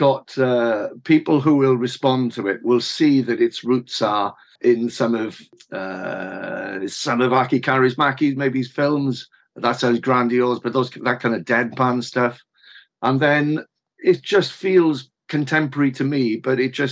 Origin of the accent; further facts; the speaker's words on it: Wales, United Kingdom; I grew up in a bilingual Wales